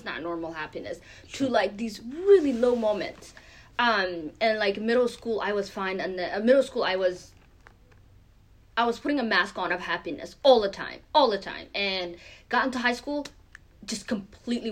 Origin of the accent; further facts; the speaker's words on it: Maine, United States; also born or lived in Kenya; I was born in Kenya, but I was raised mainly in the U.S. In the last 10 years or so, specifically in Maine. And I went, you know, through the middle school here, the high school here, and even college here